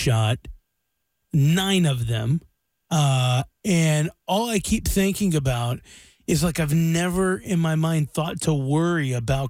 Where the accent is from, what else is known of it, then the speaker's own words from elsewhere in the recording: Blue Ridge Mountains, Appalachia, United States; moved away; I grew up in the Blue Ridge Mountains, and my family lives what we call up in the holler.